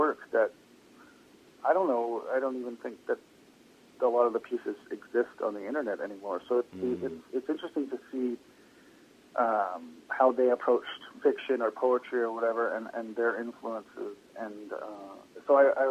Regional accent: Toronto, Ontario, Canada; moved away; also born or lived in British Columbia; I'm from Toronto

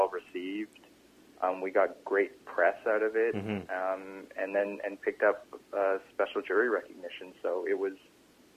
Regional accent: Canada; we're Canadian

